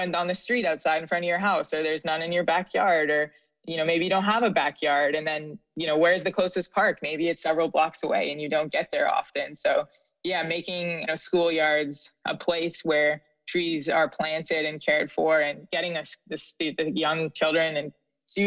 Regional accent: Canada; now in Philadelphia, United States; as a Canadian

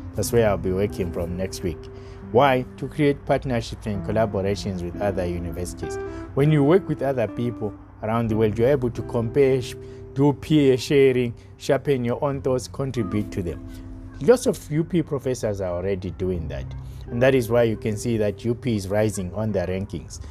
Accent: South Africa; myself of only as a South African

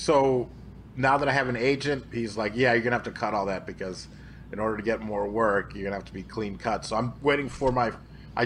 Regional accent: Aurora, Illinois, United States; I am from the Chicagoland area. I'm from Aurora, Illinois

